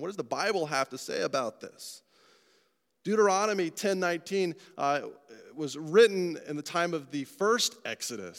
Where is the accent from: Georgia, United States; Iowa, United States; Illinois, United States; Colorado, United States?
Colorado, United States; I'm from Colorado